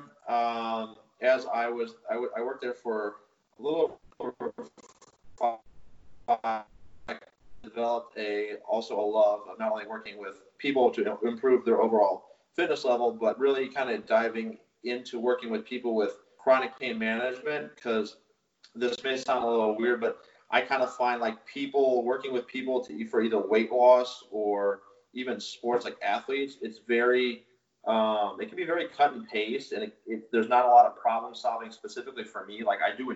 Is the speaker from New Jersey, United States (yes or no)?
no; St. Louis, Missouri, United States; born and raised in St. Louis